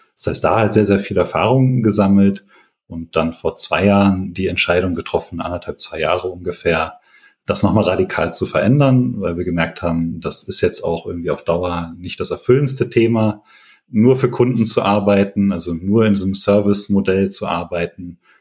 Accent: Paderborn, North Rhine-Westphalia, Germany; moved away as an adult; now in Bonn, Germany; komme aber eigentlich aus Paderborn. Das heißt, bin da aufgewachsen, auch zur Schule gegangen

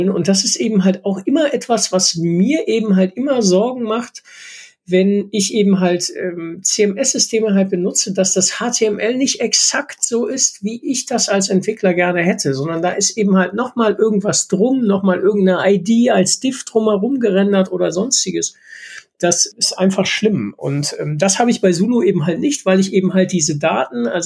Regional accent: Rhineland, Germany; völlig überrascht war, hier als äh, Rheinländer auf einmal mit 40 oder 50 Zentimetern Schnee

